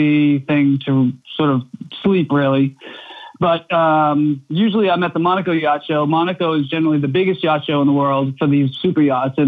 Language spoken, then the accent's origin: English; Norwell, Massachusetts, United States; also born or lived in Belmont, Massachusetts; I grew up in Norwell, which is about 45 minutes south on the coast in Massachusetts